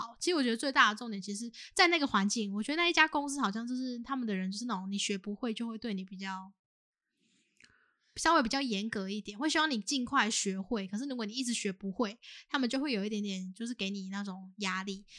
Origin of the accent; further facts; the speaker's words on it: southern Taiwan, Taiwan; 那我是在南部就是读书长大，也是都在南部打工这样。